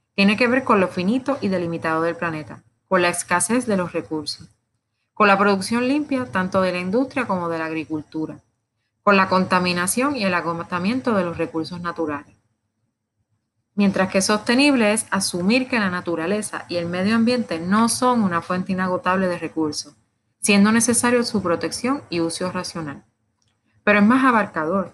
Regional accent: Puerto Rico; como decimos en Puerto Rico

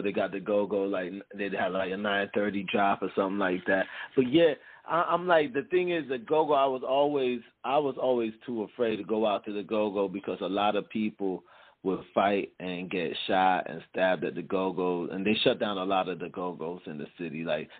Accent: Jamaica; because I'm not originally from here, I'm Jamaican, you know what I mean?

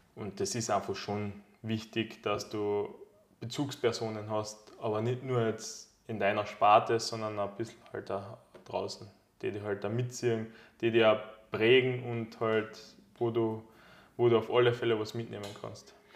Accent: Carinthia, Austria; bei uns in Kärnten

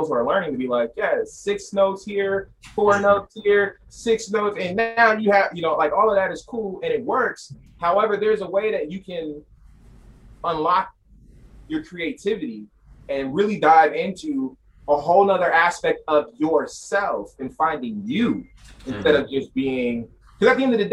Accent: Sacramento, California, United States; I'm from Sacramento

